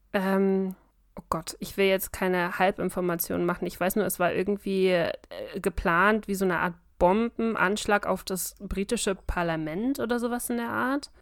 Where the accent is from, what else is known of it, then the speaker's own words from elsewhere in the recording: Bavaria, Germany; ich bin kein richtiger Bayer